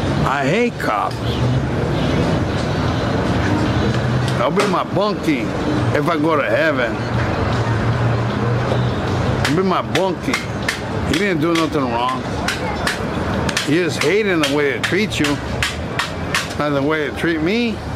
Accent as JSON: {"language": "English", "town": "San Diego", "region": "California", "country": "United States", "said": "I'm only from San Diego, from Otay."}